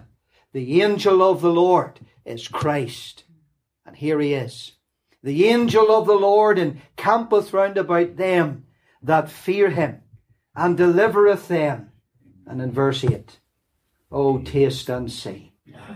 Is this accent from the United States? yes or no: no; Lurgan, Northern Ireland, United Kingdom; accent: Lurgan; also born or lived in Nottingham, England; this refined Lurgan accent